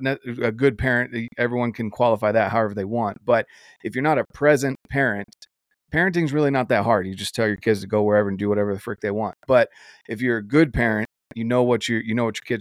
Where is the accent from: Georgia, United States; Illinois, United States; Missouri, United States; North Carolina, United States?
North Carolina, United States; moved away; growing up in North Carolina where we had small whitetails